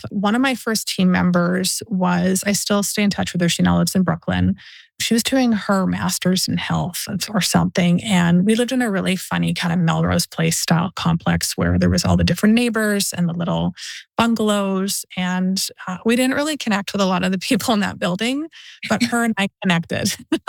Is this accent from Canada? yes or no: yes; Canada; now in East Hollywood, United States; And I am a foreigner. Like I'm Canadian and Canadians and Americans are similar, but to get into the United States, it's not easy.